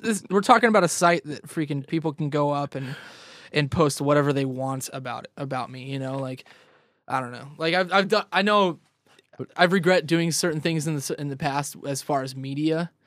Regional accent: Ridgecrest, California, United States; also born or lived in Vista / San Diego; I'm from Vista, but originally I grew up, um, like, east of L A, northeast of L A in this little town called Ridgecrest

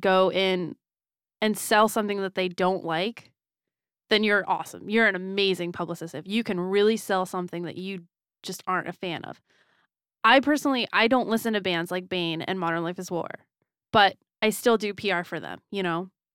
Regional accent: Florida, United States; moved away; I was from Florida

